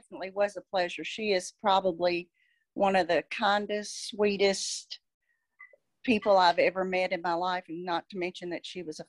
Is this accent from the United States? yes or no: yes; Spottsville, Kentucky, United States; We grew up in the Spotsville Beals area. We both graduated from Henderson County High.